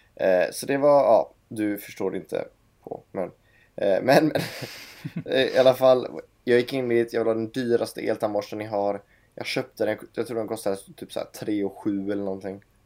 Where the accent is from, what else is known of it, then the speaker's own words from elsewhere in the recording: Gothenburg, Västra Götaland, Sweden; also born or lived in Stockholm; från Göteborg kommer jag ifrån